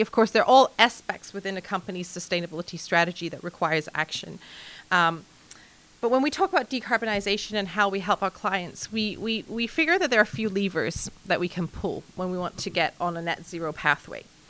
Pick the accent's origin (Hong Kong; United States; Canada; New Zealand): Hong Kong; moved away; also born or lived in mainland China; I'm 100% Chinese in upbringing and culture. I was born in Hong Kong